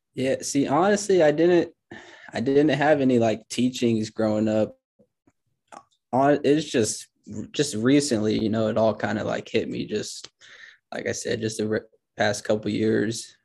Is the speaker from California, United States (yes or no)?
no; Grand Island, Nebraska, United States; moved away as an adult; now in Lincoln, United States; I'm actually, I'm from Grand Island, Nebraska